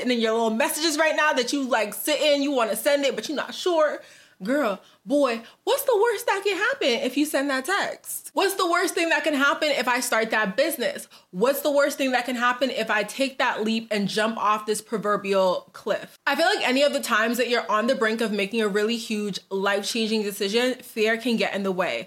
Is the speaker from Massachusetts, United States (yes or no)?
yes; Boston, Massachusetts, United States; moved away as an adult; also born or lived in New Jersey; now in Dallas, United States; I'm originally from Boston